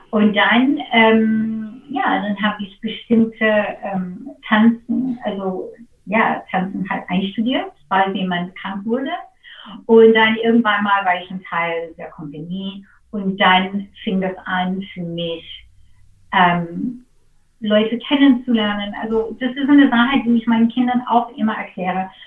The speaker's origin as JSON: {"language": "German", "country": "United States", "second_language": "German", "said": "also das ist einfach so als Amerikaner oder, oder für"}